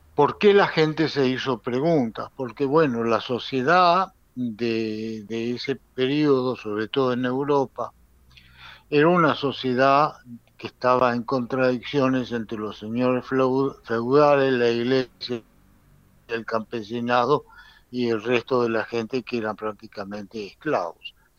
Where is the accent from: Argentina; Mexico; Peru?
Argentina; now in Israel; Yo soy argentino, muy argentino y orgulloso de eso